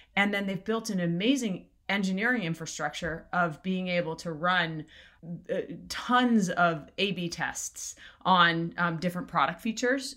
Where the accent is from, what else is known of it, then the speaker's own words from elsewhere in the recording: South Florida, United States; also born or lived in Jamaica; So I grew up in Florida, in South Florida. I was actually born in Jamaica and then, uh, grew up in, in South Florida